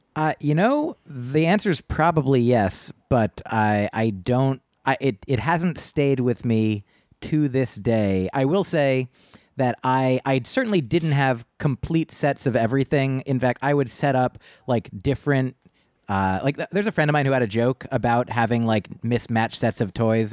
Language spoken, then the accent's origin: English; New Jersey, United States; I grew up in New Jersey